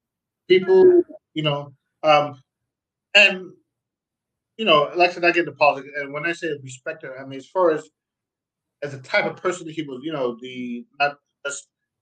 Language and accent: English; Jamaica; also born or lived in Queens, New York, United States; now in Germany; I'm Jamaican